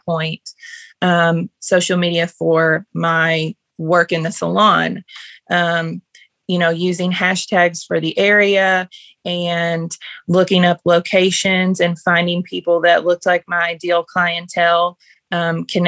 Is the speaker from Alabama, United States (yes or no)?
no; Paris, Kentucky, United States; now in Simpsonia, United States; I'm from Paris, Kentucky